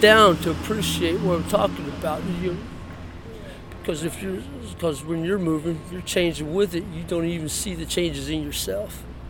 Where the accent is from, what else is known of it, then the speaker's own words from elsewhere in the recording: Detroit, Michigan, United States; born there; also born or lived in Los Angeles; now in Seattle, United States; Actually, I came here from L.A. I was born in Detroit, so I've been around a little bit.